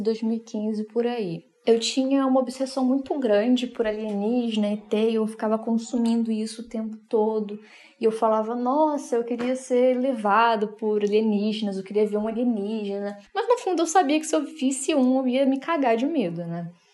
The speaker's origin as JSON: {"language": "Portuguese", "region": "Rio de Janeiro", "country": "Brazil", "said": "eu sou do Rio de Janeiro"}